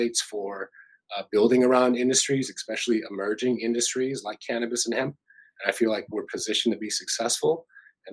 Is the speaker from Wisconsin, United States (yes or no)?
yes; Wisconsin, United States; I'm Bad River in Oneida, out of Wisconsin